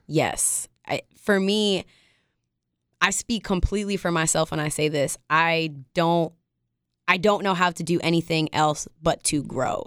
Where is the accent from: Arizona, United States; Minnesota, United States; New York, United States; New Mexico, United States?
New York, United States; upstate; I'm from upstate New York